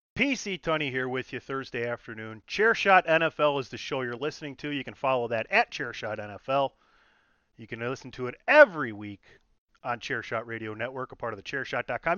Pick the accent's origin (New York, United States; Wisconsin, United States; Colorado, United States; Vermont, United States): Wisconsin, United States; Milwaukee; I am born and raised in Milwaukee